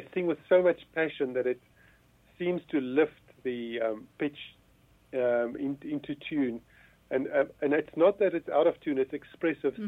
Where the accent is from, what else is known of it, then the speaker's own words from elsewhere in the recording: Johannesburg, Gauteng, South Africa; I was born in Johannesburg, born and bred. I spent uh, nearly all of my life um, in Johannesburg.